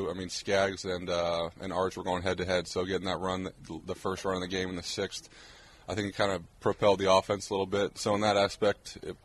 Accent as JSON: {"language": "English", "region": "Arizona", "country": "United States", "said": "I'm from Arizona"}